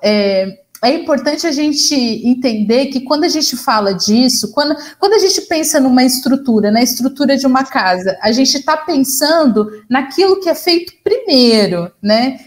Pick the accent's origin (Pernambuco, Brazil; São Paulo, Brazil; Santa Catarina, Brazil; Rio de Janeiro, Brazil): São Paulo, Brazil; interior of; eu sou do interior de São Paulo